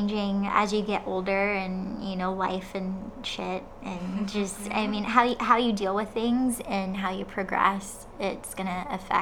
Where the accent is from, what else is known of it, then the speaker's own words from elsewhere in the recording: Florida, United States; also born or lived in Indiana; I was born in Indiana, but I grew up in Florida